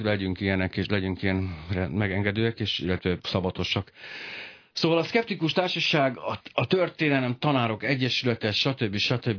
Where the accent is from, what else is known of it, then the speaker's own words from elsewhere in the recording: Hungary; ma én magyar vagyok